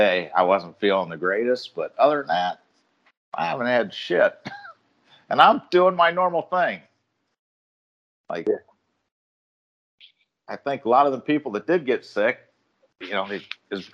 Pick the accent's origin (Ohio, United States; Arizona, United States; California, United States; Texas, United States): Ohio, United States; moved away as an adult; also born or lived in Chicago; I grew up in Ohio